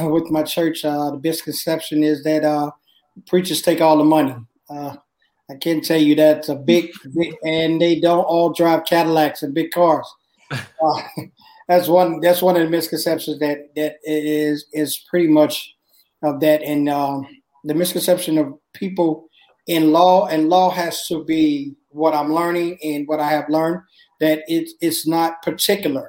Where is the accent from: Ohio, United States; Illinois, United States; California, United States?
Illinois, United States; Chicago; I grew up in Chicago